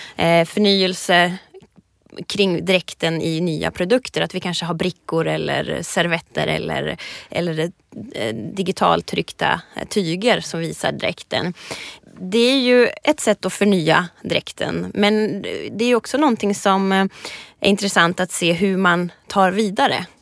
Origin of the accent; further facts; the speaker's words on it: Ångermanland, Sweden; Jag kommer ju alltså från Ångermanland, det är mitt, mitt ursprung